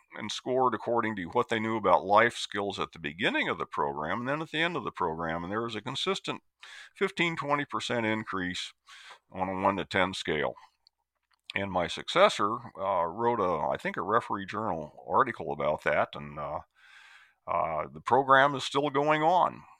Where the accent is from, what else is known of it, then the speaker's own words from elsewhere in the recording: Iowa, United States; moved away as an adult; also born or lived in Tennessee / Oregon; native of Iowa